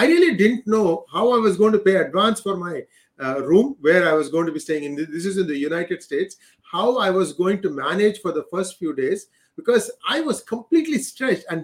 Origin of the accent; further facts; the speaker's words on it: India; We never really had that being Indian, that national identity that's slowly being built.